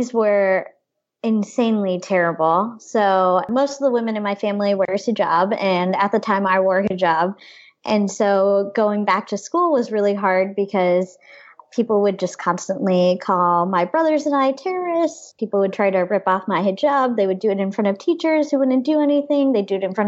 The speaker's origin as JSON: {"language": "English", "town": "Mexico", "region": "Missouri", "country": "United States", "tie": "born or raised there", "said": "I was born in Mexico, Missouri"}